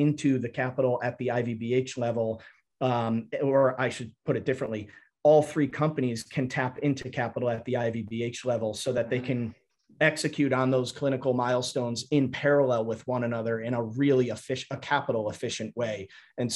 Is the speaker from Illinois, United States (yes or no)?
no; Fairfield, Connecticut, United States; I grew up outside of New York City in a suburb of Connecticut called Fairfield